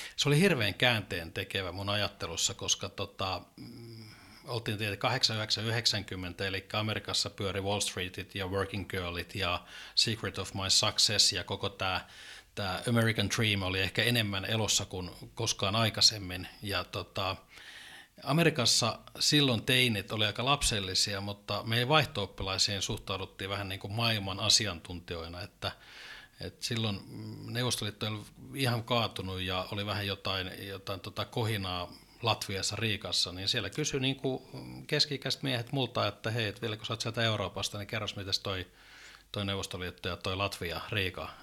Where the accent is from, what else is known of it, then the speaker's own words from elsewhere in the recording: Oulu, North Ostrobothnia, Finland; also born or lived in Little Rock, Arkansas; Mä olen alun perin oululainen